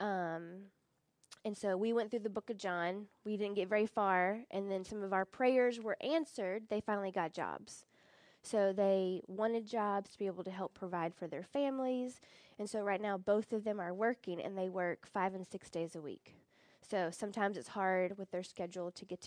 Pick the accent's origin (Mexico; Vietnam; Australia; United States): United States; moved away as an adult; now in Uganda; the American in me